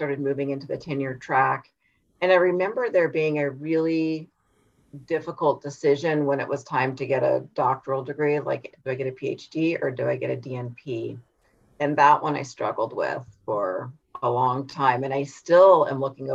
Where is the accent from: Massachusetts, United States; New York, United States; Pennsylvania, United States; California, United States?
California, United States; Humboldt County; So I am from Humboldt County in California, which is the very, it's the northernmost coastal county in California. So it was very rural.